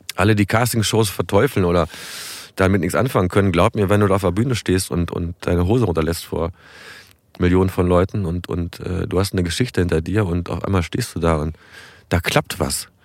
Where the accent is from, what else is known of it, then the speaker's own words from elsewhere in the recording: Bückeburg, Lower Saxony, Germany; moved away as an adult; also born or lived in Berlin / Hamburg; das ist ja meine Heimat. Ich bin hier geboren und aufgewachsen